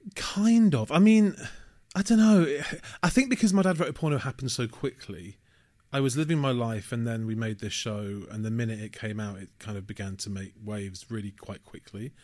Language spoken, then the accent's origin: English; Manchester, North West England, United Kingdom; moved away as an adult; also born or lived in Leeds; now in London, United Kingdom; I had a great childhood growing up in Manchester.